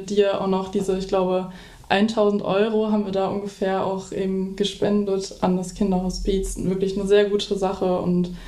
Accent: Dortmund, North Rhine-Westphalia, Germany; now in Düsseldorf, Germany; ich bin 20 Jahre alt und äh, komme aus Dortmund-Kirchderne. Meine Heimat ist also eben zwischen Dortmund und Lünen quasi. Und äh, nun wohne ich aber in Düsseldorf

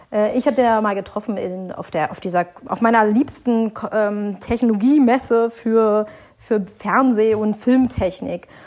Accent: Berlin, Germany; Berlin ist meine Heimat

